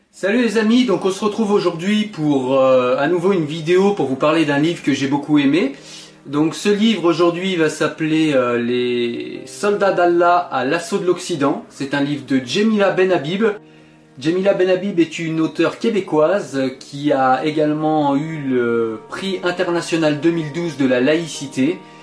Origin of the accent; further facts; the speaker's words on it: France; je suis français